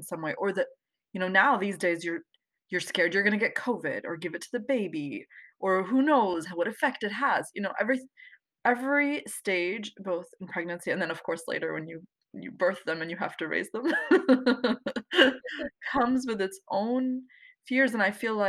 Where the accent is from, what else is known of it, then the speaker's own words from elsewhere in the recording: the DC area, Virginia, United States; I'm from Virginia, the DC area.